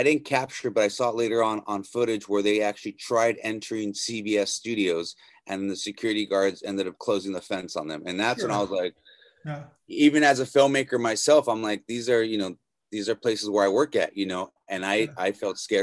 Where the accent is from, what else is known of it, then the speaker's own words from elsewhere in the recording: Norwalk, California, United States; Yeah, I am from Los Angeles, born and raised in Norwalk.